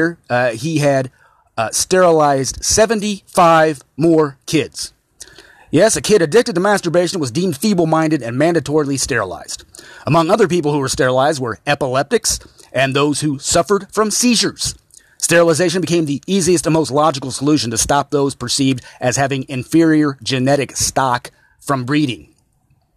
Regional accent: Indiana, United States; my home state of Indiana

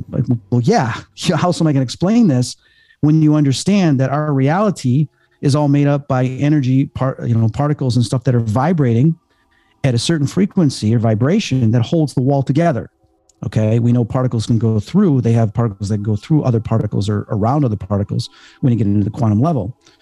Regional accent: Chicago, Illinois, United States; I'm from Chicago

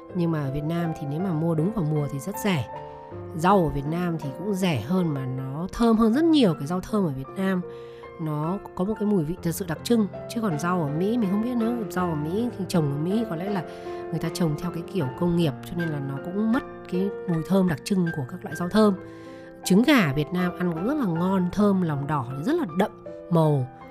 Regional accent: Vietnam; moved away as an adult; also born or lived in United States; mình người Việt Nam mình sinh ra lớn lên ở Việt Nam

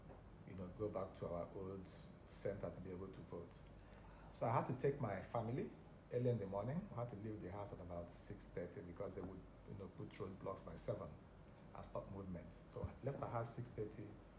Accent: Aba, Abia, Nigeria; I grew up in Aba.

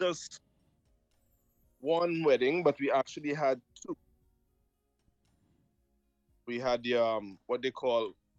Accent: Trinidad & Tobago; also born or lived in Jamaica; I was born in Jamaica, I was raised in Trinidad, so I have quite a...

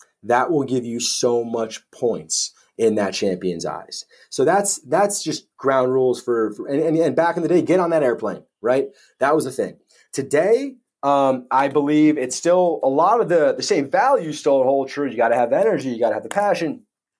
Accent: United States; moved away as an adult; now in United Kingdom; as an American coming over to the UK

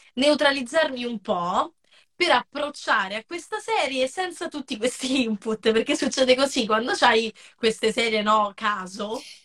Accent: Rieti, Lazio, Italy; now in Rome, Italy; vivo a Roma, ma non sono originaria eh, di Roma, sono originaria della Sabina

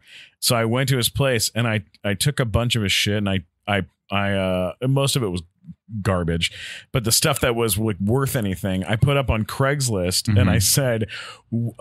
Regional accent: San Diego, California, United States; moved away; also born or lived in New York City; I grew up in San Diego

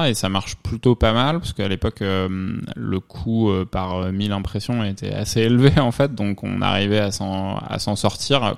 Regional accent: Provence-Alpes-Côte d'Azur, France; moved away as an adult; also born or lived in Normandy / Lyon / Paris; now in New York, United States; Je suis né en Normandie, j'ai vécu en Provence et, puis après mes études à Lyon

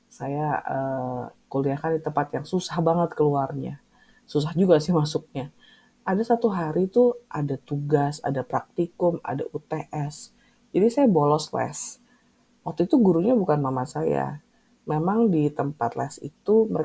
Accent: Bandung, West Java, Indonesia; walaupun saya berasal dari Bandung tapi tempat tinggal sama kampus tuh jauh banget

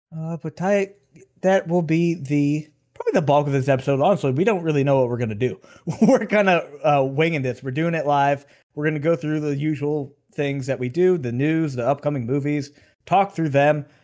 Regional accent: Western Pennsylvania, United States; we're from Western Pennsylvania

